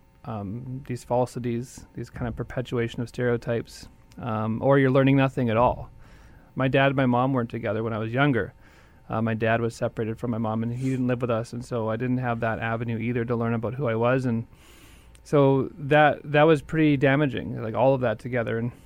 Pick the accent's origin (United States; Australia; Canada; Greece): Canada; Winnipeg, Manitoba; I've lived most of my life in Winnipeg since I was about 3 years old